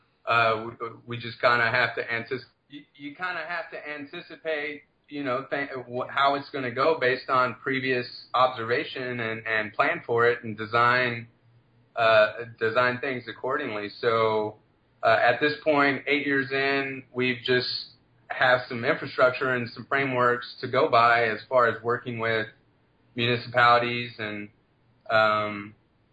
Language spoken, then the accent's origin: English; DeSoto, Texas, United States; I'm originally from DeSoto